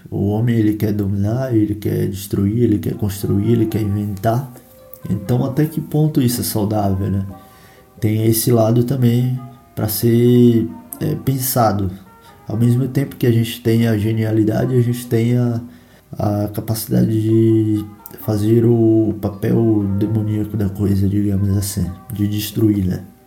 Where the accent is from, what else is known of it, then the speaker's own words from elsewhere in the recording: Bahia, Brazil; eu que sou da Bahia